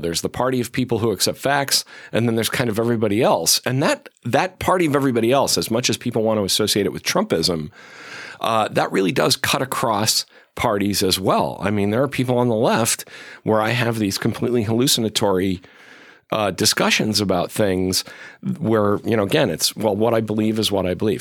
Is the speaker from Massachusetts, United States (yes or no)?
yes; Chicopee, Massachusetts, United States; moved away; actually from western Massachusetts